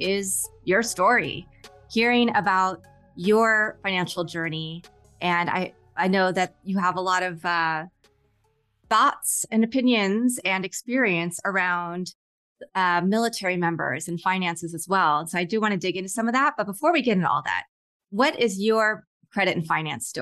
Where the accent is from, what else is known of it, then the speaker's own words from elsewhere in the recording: Kansas, United States; I grew up in Kansas.